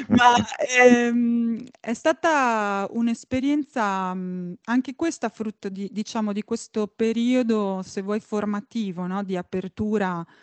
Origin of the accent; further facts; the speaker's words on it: Italy; che è anche stato il mio ritorno in Italia, quindi un trasloco un, indietro in qualche modo nella mia terra di origine